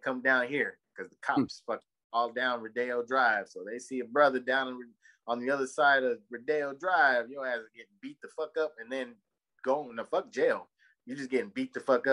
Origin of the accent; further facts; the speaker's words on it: Victorville, California, United States; moved away; I'm from Victorville, California, bro. I was raised in all over Southern California